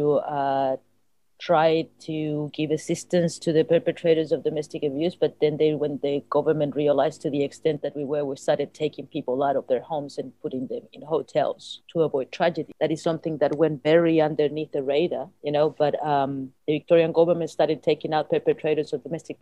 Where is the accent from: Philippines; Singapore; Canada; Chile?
Chile; moved away; I come from Chile